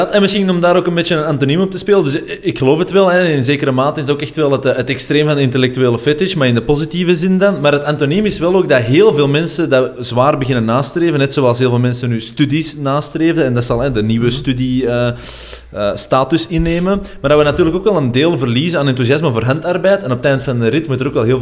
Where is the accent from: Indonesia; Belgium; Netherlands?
Belgium; wij zijn Belgen.